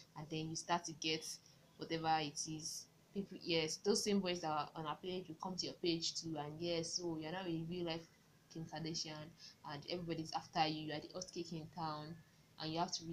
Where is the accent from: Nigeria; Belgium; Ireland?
Nigeria; Maybe it's as Nigerian.